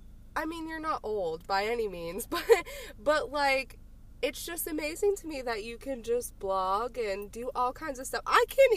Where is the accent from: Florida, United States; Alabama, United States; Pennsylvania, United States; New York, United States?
Pennsylvania, United States; Punxsutawney; now in DuBois, United States; I actually grew up in Punxsy, but we live in DuBois, which is about a half hour away.